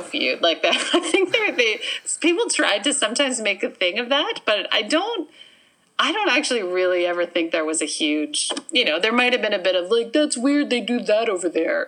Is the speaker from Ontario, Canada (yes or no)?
no; Winnipeg, Manitoba, Canada; also born or lived in Minnedosa, Manitoba; I was born in Minnedosa, Manitoba